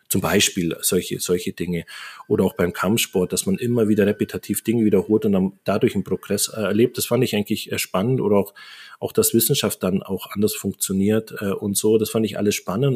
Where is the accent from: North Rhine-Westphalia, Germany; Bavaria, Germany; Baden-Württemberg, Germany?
Bavaria, Germany; Allgäu; also born or lived in Japan; now in Augsburg, Germany; ich bin im Allgäu groß geworden, auf dem Dorf.